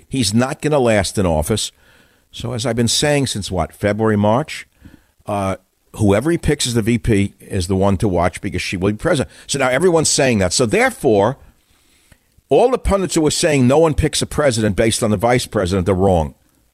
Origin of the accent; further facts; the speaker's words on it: New York City, New York, United States; moved away; I grew up in New York City